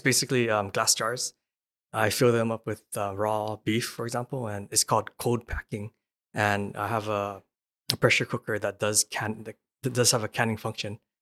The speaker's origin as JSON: {"language": "English", "region": "Hawaii", "country": "United States", "tie": "born or raised there", "moved": "yes", "said": "I'm from Hawaii, and Hawaii is, is isolated"}